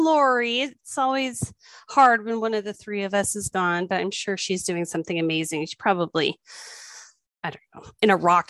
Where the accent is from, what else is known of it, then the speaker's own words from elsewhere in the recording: New Mexico, United States; when I was a kid, I grew up in New Mexico.